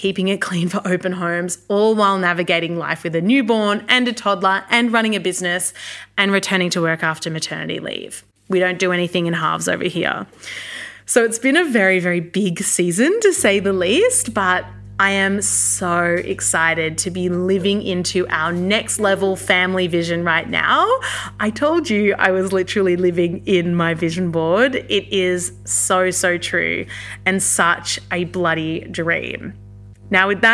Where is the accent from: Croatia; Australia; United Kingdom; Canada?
Australia; Canberra, Australian Capital Territory; I'm currently based in Canberra, Australia, Ngunnawal country. This is my hometown. I'm a Canberran born and bred